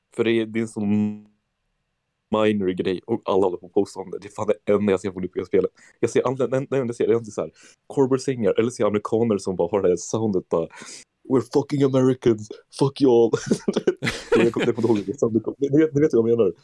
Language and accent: Swedish; Sweden; moved away; jag är från Sverige